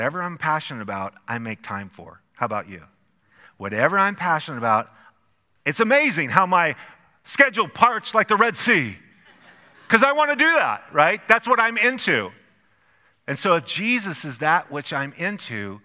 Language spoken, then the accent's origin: English; Idaho, United States; our elementary school in a small little farm town that we grew up in Idaho.